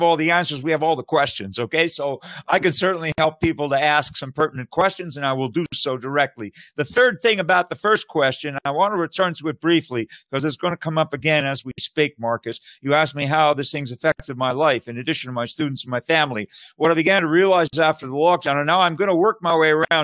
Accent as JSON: {"language": "English", "country": "Canada", "moved": "as an adult", "lives_now": "United States", "said": "I'm originally from Canada. And most I've been in the States for 25 years now, and I'm naturalized"}